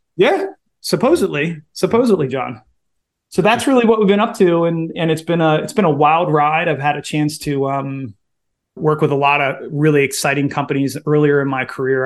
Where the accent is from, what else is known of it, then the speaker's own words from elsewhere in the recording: Baltimore, Maryland, United States; I am originally from Baltimore, born and raised